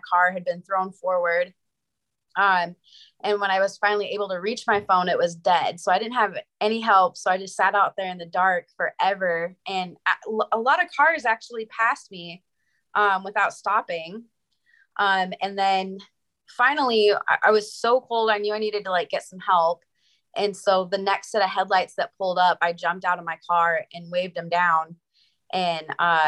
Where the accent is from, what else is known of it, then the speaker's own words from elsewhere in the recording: Montana, United States; moved away as an adult; now in Wyoming, United States; I'm from Montana, and I just moved to Wyoming for a job